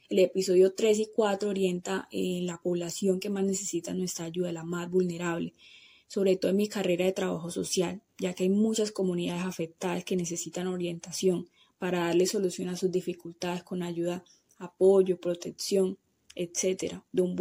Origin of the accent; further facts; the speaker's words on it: Apartadó, Antioquia, Colombia; yo como ciudadana apartadoseña me interesara más por conocer cada uno de los detalles que hacen grande a mi municipio.